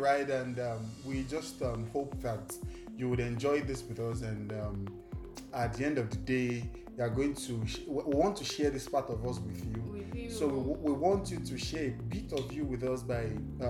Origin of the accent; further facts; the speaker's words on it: Singapore; Yes, I'm from Singapore.